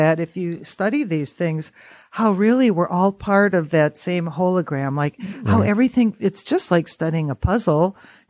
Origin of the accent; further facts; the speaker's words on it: Oconto, Wisconsin, United States; now in Baraboo, United States; I was born in Oconto, north of Green Bay.